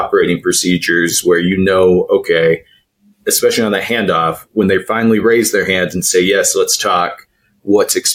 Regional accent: Idaho, United States; I grew up in Idaho

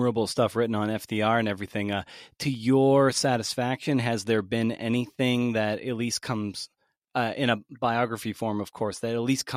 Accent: Massachusetts, United States; Massachusetts, of course, that's my home state.

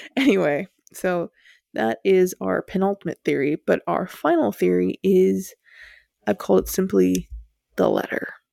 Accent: United States; we're from the States

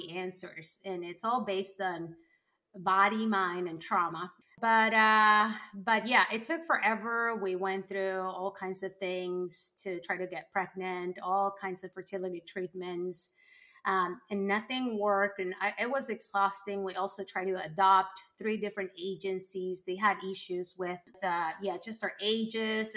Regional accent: Colombia; moved away; growing up in Colombia

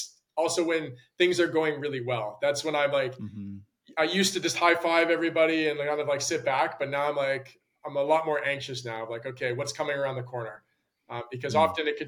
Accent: Calgary, Alberta, Canada; moved away as an adult; now in London, United Kingdom; I grew up in Calgary

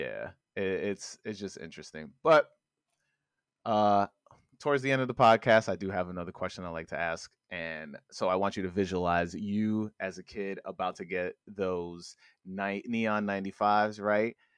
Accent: New York, United States; I live in the city, I'm from New York

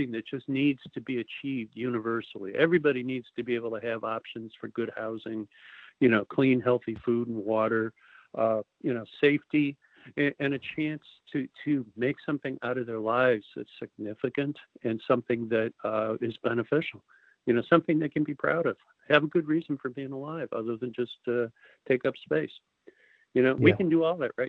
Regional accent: Chicago, Illinois, United States; moved away as an adult; growing up in Chicago and, you know, the middle part of the country

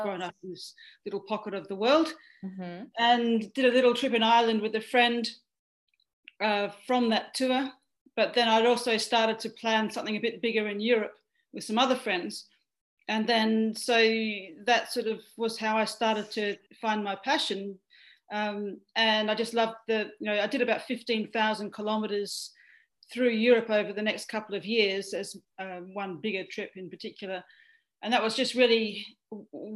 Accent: east of Perth, Western Australia, Australia; now in Melbourne, Australia; I come from Western Australia, actually. So I grew up on a wheat and sheep farm about 130 kilometres east of Perth

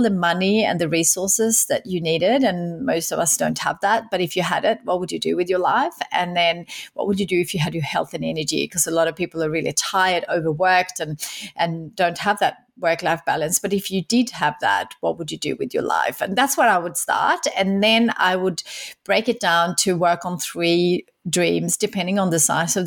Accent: Sweden; moved away as an adult; now in Australia; I grew up in Sweden

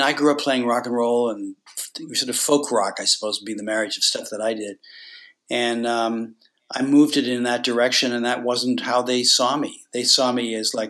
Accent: Toronto, Ontario, Canada; when I was a kid growing up in Toronto

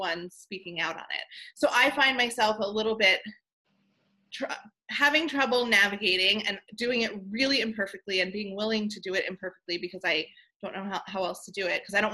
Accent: Levittown, New York, United States; I grew up in Levittown, New York

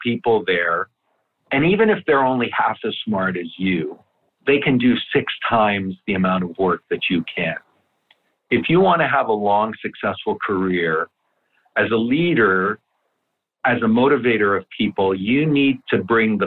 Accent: Canada; first language Italian; English is a second language; my parents came to Canada from Italy with nothing, no money, no education, no knowledge of the language

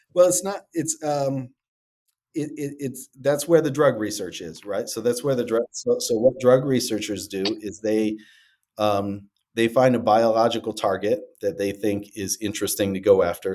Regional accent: Detroit, Michigan, United States; I'm from Detroit originally

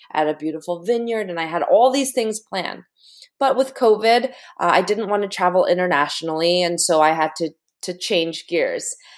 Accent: United States; parents immigrated from Korea. I was born in the United States.

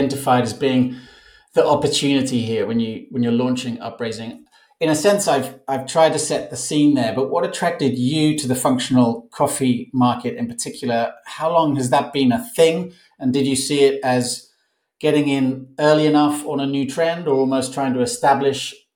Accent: Barcelona, Catalonia, Spain; I'm in my hometown of Barcelona, Spain

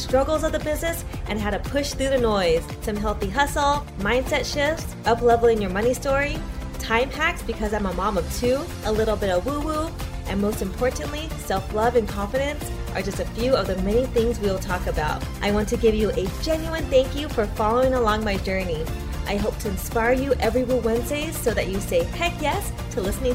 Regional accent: West Torrance, California, United States; I'm from West Torrens

